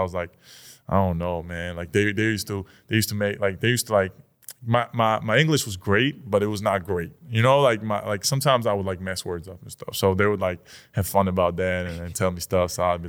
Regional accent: New York, United States; born there; Like, but yeah, I was born in New York. So I always had that thing. Like, you know, I'm from

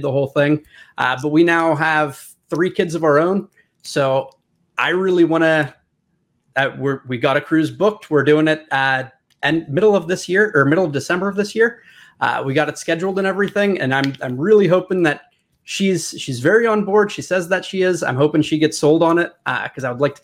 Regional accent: Pennsylvania, United States; Born and raised

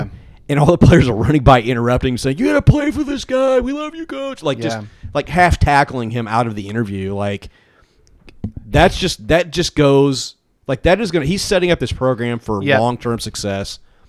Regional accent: Bloomington, Indiana, United States; I grew up in Bloomington. I've lived near Bloomington

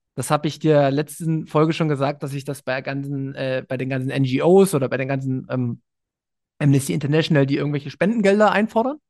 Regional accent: Berlin, Germany; ich komme aus Berlin

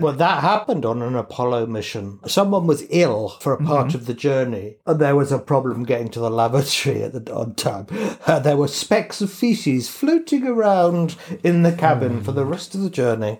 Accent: England, United Kingdom; I'm English

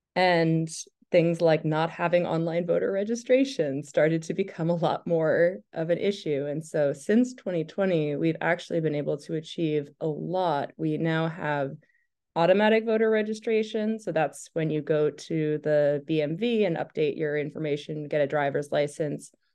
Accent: Falmouth, Maine, United States; also born or lived in Portland, Maine; I grew up in Falmouth

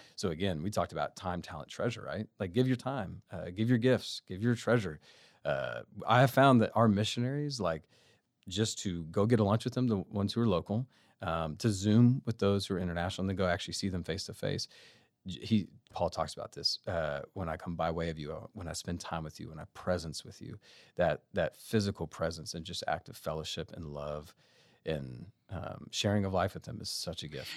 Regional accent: Austin, Texas, United States; moved away; I am from Austin

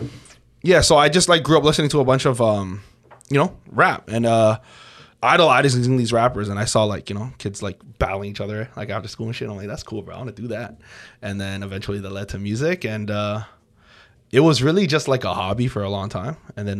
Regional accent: Toronto, Ontario, Canada; Yeah, I was born right here in Toronto.

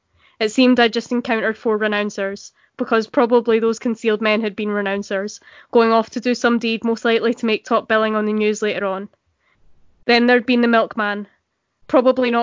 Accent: central Scotland, United Kingdom; being Scottish, obviously, it's not the same as Irish, but in central Scotland we do have a lot of overflow culture from the Troubles.

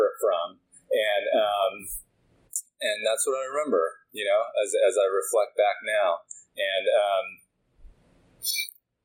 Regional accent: Woodinville, Washington, United States; So I grew up in Woodinville.

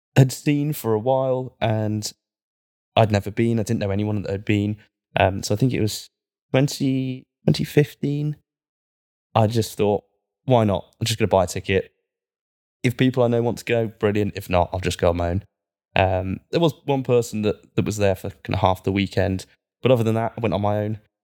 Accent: Cornwall, South West England, United Kingdom; now in Manchester, United Kingdom; I'm from Cornwall, I kind of grew up with that.

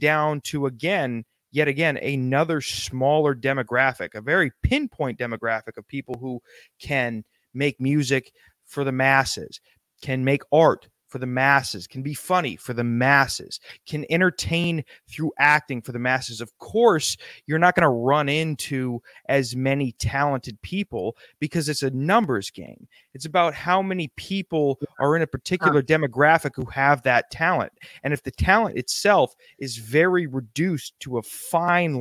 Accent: South Dakota, United States; I'm from South Dakota

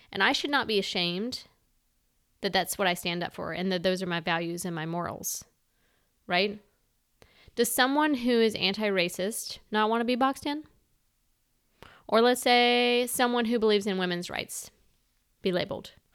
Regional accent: the South, United States; I'm a Southerner. I'm not ashamed of that. I am proud to be from the South

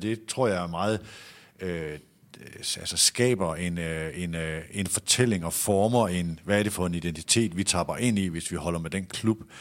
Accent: Aalborg, North Denmark Region, Denmark; born or raised there; moved away

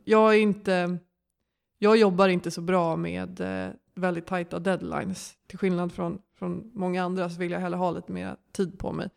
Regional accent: Stockholm, Stockholm County, Sweden; also born or lived in Lund; jag kommer från Stockholm och eh, gick i skolan här och växte upp här

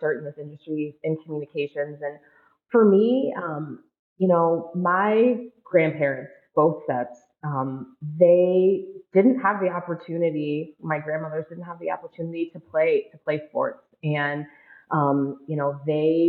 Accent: Ann Arbor, Michigan, United States; now in Minnesota, United States; I was the communications contact for women's basketball at the University of Michigan many, many years ago in my hometown

